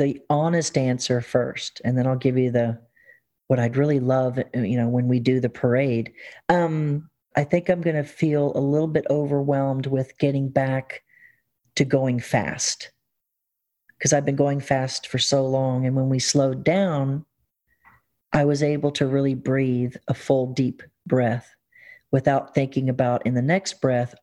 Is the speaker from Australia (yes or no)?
no; the South, Southern United States, United States; being a Southerner